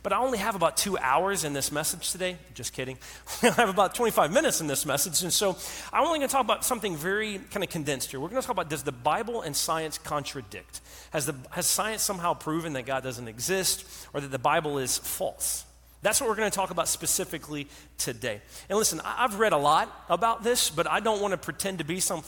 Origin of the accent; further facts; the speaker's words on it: North Carolina, United States; I'm from North Carolina